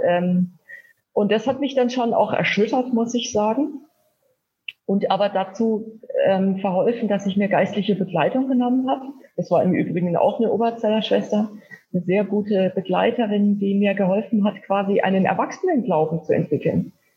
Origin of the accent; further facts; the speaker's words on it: Wilhelmsdorf?, Bavaria, Germany; ich bin äh, in Wilhelmsheim in Unterfranken im Landkreis Kitzingen aufgewachsen